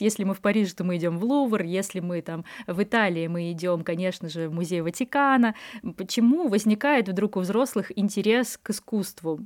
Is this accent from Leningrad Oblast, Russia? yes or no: yes; Vyborg, Leningrad Oblast, Russia; now in Saint Petersburg, Russia; Я вот из Выборга